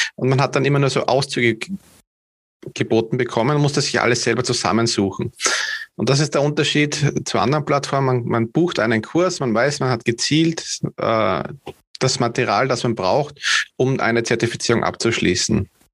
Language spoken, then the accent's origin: German; Vienna, Austria; Also ich komme aus Österreich, direkt aus der Hauptstadt.